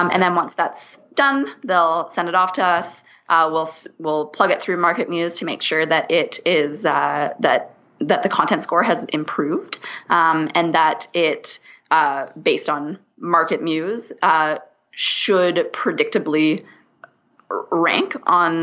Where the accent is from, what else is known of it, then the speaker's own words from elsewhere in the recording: Canada; I'm Canadian. So I say niche